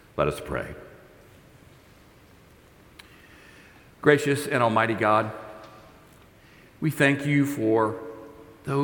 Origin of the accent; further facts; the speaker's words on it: Texas, United States; I'm a Texan